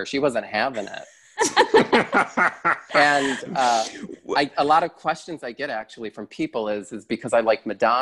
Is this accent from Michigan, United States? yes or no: yes; Wixom, Michigan, United States; also born or lived in Pontiac, Michigan; I grew up in a suburb outside of Detroit, a little town called Wixom, Michigan